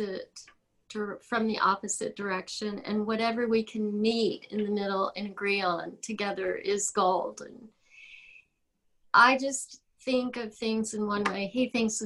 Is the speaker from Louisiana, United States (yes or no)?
yes; New Orleans, Louisiana, United States; moved away as an adult; also born or lived in Austin, Texas; I grew up in New Orleans, but I wound up in going to college at UT.